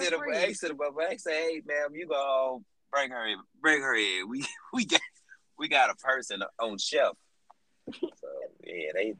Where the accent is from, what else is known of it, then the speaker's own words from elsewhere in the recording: St. Louis, Missouri, United States; I'm from St. Louis, Missouri. I grew up in Baton with AJ.